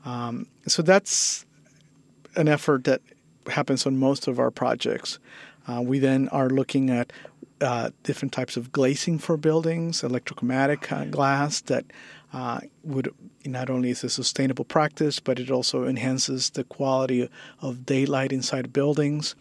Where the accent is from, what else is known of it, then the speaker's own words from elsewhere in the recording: Guatemala; now in San Francisco, United States; I, I, was born and raised in uh, Guatemala